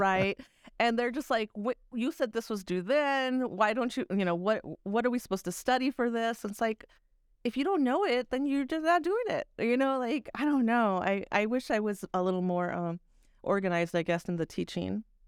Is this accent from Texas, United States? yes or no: yes; Texas, United States; moved away; also born or lived in New York; I'm a Texan.